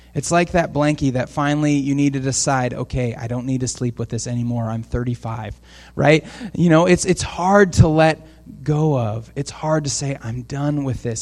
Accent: Portland, Oregon, United States; now in Camas, United States; I grew up in Portland

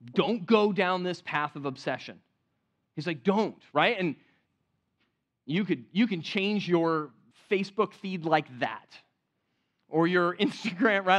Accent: California, United States; moved away; growing up in California

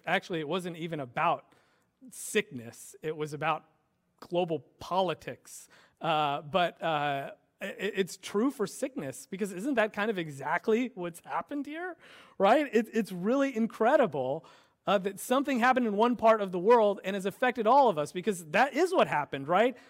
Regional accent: United States; I'm American

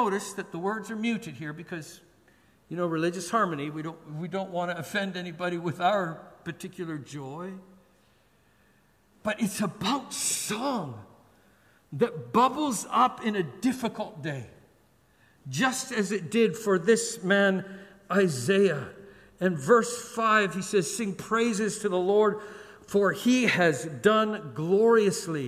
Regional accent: Canada; now in Singapore; We're Canadian

